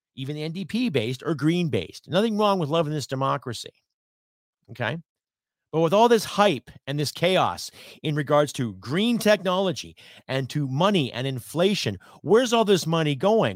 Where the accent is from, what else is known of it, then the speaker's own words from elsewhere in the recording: Canada; I am a Canadian